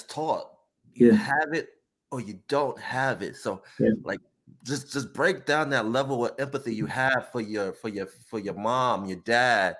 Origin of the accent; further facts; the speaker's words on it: New Jersey, United States; I'm from Jersey